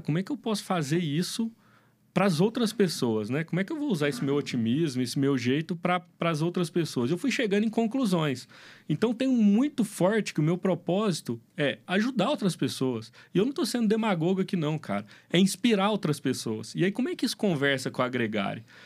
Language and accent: Portuguese; Minas Gerais, Brazil; eu sou mineirinho come quieto